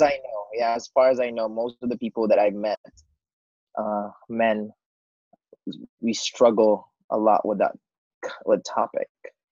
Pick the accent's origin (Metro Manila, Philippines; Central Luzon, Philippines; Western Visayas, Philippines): Western Visayas, Philippines; Bacolod; I am from the Philippines, an island called Negros Occidental, Bacolod City.